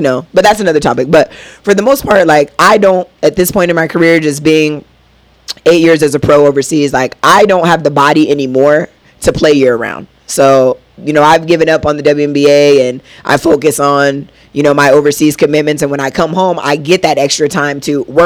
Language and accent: English; United States; moved away as an adult; also born or lived in Israel; we're from America